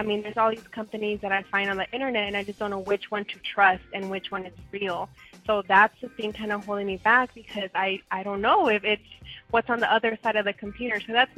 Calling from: Phoenix, Arizona, United States; I'm calling from Phoenix, Arizona

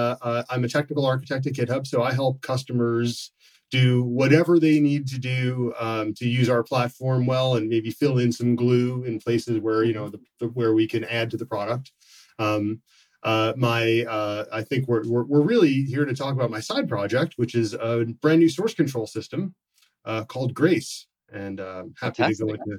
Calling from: Issaquah, Washington, United States; I'm calling in from just outside Seattle in Issaquah, Washington.

